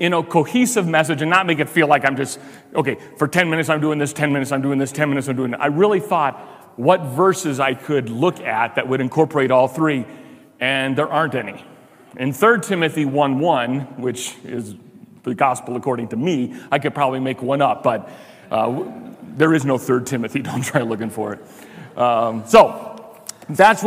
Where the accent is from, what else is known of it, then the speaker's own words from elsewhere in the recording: Chicago, Illinois, United States; now in Pueblo, United States; I'm from Chicago